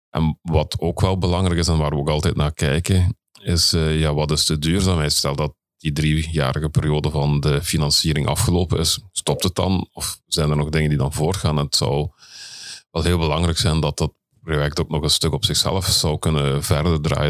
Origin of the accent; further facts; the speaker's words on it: Belgium; ik ben Belg en ik eh, werk in Nederland